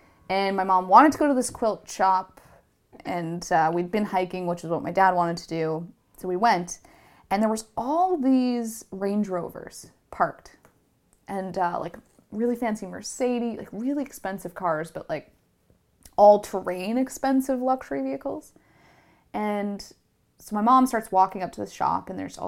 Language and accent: English; Canada; And my mom's like, oh, we're from Canada.